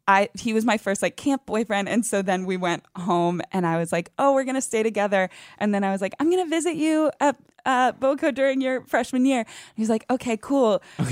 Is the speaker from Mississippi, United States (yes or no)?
no; Northern Virginia, United States; moved away; I grew up in Northern Virginia.